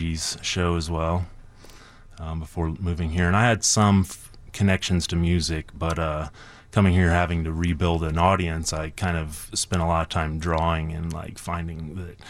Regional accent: Brown County, Indiana, United States; now in Chicago, United States; growing up at the camp, that was my hometown

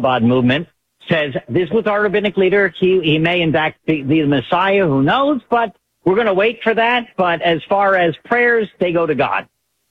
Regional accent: Baltimore, Maryland, United States; I'm a Jew from Baltimore.

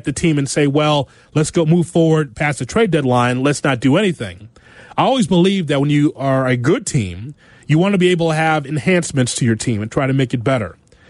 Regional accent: Chicago, Illinois, United States; My hometown deserves better than blaming the hitting coach.

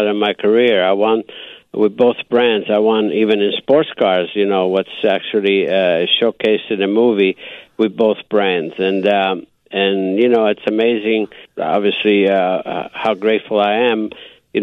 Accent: Istrian Peninsula, Istria County, Croatia; accent: Istrian dialect; now in United States; he spoke the same dialect as I do up in the Istrian Peninsula.

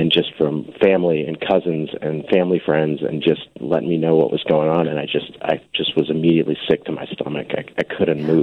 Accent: Deerfield, Illinois, United States; also born or lived in Highland Park, Illinois; born and raised in Deerfield, Illinois.

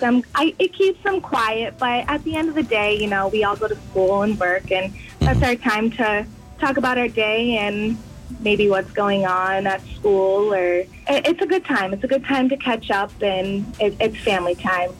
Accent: Rochester, New Hampshire, United States; I'm from Rochester

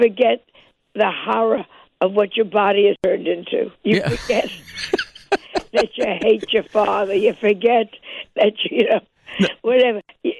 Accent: Chicago, Illinois, United States; I'm just going to say, I'm from Chicago, and I'm not making the... I can move there tomorrow and be perfectly happy.

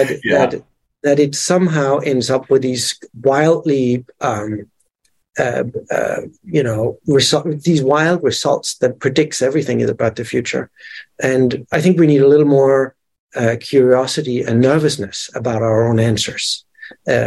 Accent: Denmark; English is a second language; now in New York, United States; I'm from Denmark, and I grew up with one channel

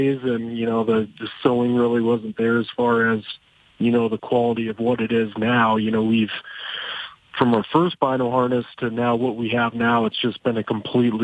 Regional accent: Rapid City, South Dakota, United States; born and raised in Rapid City, South Dakota

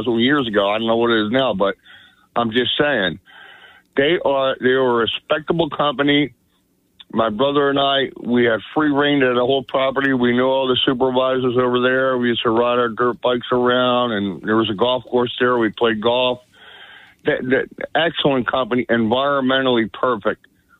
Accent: Margate, New Jersey, United States; now in Atlantic City, United States; I'm born and raised on this island, John. I'm born and raised in Margate, New Jersey. I live in Atlantic City now.

